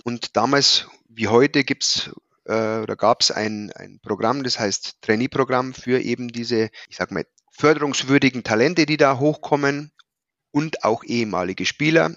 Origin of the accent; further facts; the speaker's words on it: Prien am Chiemsee, Bavaria, Germany; moved away as an adult; also born or lived in Hannover; Ich bin gebürtig in Prien am Chiemsee, also im schönen Oberbayern.